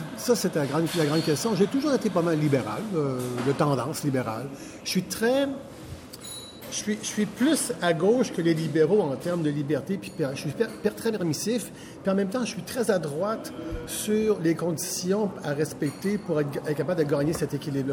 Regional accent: Quebec City, Quebec, Canada; now in Saint-Bruno-de-Montarville, Canada; je suis né à Québec, je reste à Saint-Bruno, je suis québécois, francophone

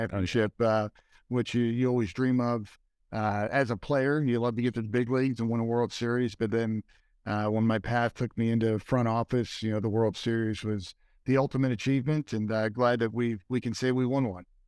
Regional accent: Philadelphia, Pennsylvania, United States; moved away; I grew up in Philadelphia

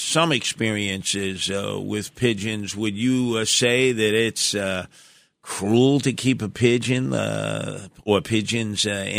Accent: New York City, New York, United States; the house that I was raised in Canarsie.

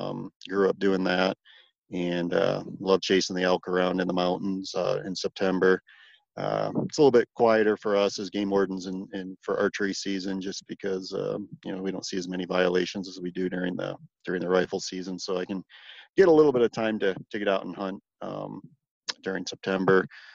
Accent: Michigan, United States; And again, growing up in Michigan, I spent a bunch of time walleye fishing.

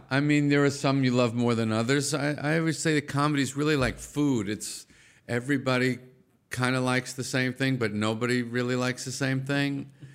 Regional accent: Massapequa, New York, United States; also born or lived in Brooklyn, New York; when I was one, my parents moved us out of Brooklyn to the suburbs of Long Island, Nassau County, Massapequa

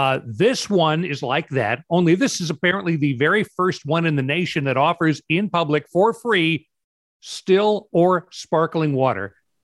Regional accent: Hillsboro, Oregon, United States; Hillsboro is my hometown. It's about 20 miles west of Portland.

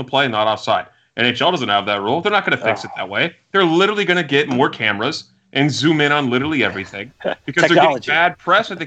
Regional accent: Nashville, Tennessee, United States; I'm from Nashville.

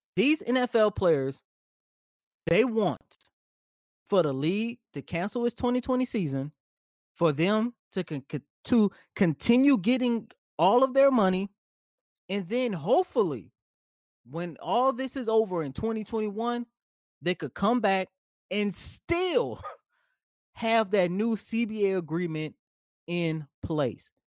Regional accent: New Orleans, Louisiana, United States; that is my hometown. That is my home city

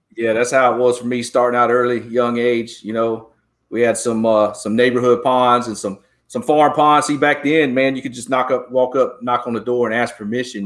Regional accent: Georgia, United States; now in Texas, United States; I grew up in Georgia.

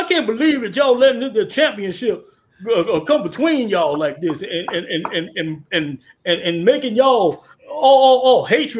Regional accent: Jackson, Mississippi, United States; Yeah, I'm from Jackson, Mississippi.

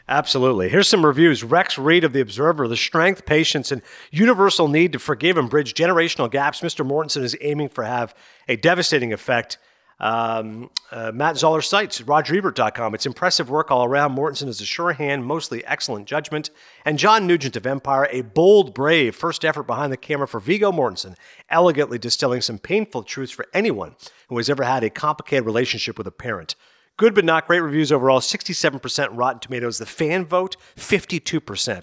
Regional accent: Kingston, Ontario, Canada; I grew up in Kingston, Ontario.

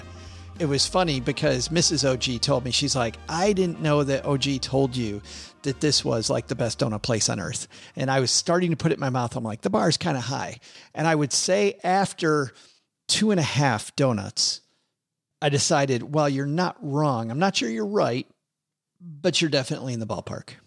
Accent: West Michigan, United States; I grew up in West Michigan in Redneckville

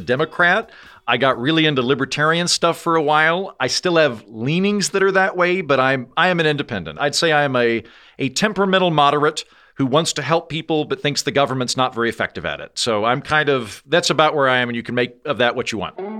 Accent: Oklahoma, United States; moved away; I'm from Oklahoma

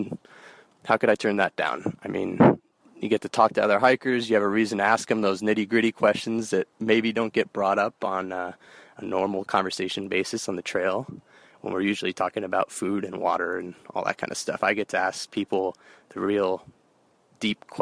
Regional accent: San Francisco, California, United States; I'm originally from San Francisco, California

